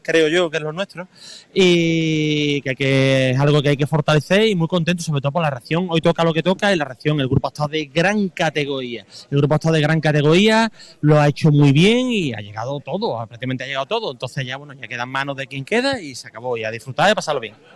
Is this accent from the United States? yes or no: no; Cádiz, Andalusia, Spain; yo soy de Cádiz y soy de Cádiz